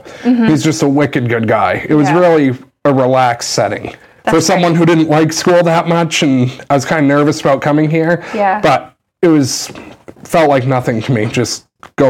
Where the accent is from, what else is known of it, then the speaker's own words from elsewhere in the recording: Newport, Vermont, United States; also born or lived in Ohio; the Newport division in my hometown